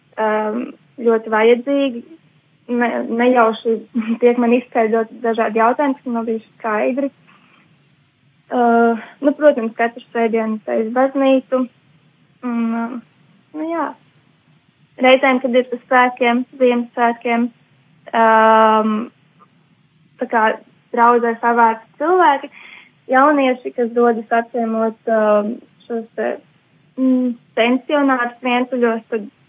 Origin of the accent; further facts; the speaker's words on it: Jelgava, Latvia; no Jālgavas, es mācos